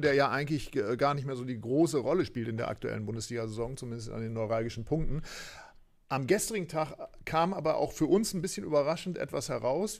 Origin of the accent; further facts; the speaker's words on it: Aurich, Lower Saxony, Germany; in meine Heimatstadt nach Aurich